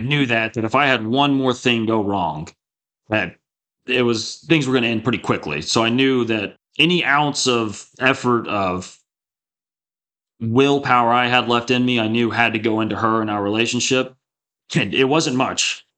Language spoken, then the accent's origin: English; Texas Panhandle, United States; I grew up in the Texas Panhandle in a really small town, uh, two thousand people